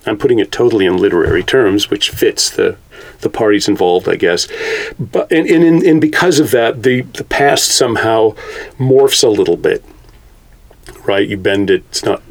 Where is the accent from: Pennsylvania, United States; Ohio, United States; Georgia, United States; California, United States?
California, United States; Carmel-by-the-Sea; I was born in Car- Carmel